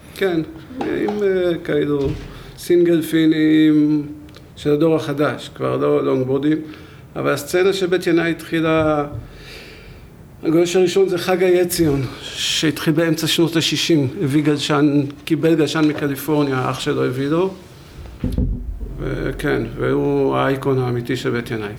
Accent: Beit Herut, Central District, Israel; גדלתי בבית חרות

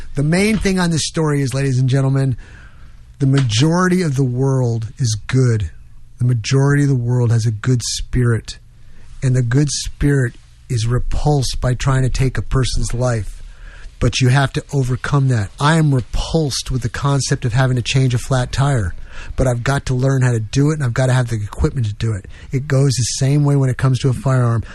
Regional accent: New York, United States; moved away; I come from New York. I'm on the streets, and yeah, I was in a Roman Catholic church, and went to St. Mary's School

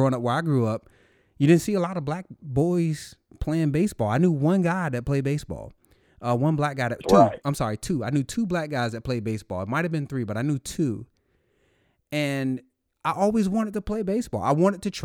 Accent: North Carolina, United States; moved away; coming from North Carolina

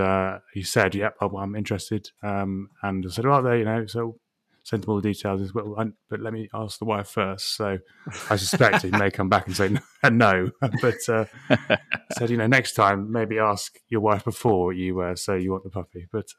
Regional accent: England, United Kingdom; But also, even in, you know, being very English here, even in boiling hot weather, it's still refreshing.

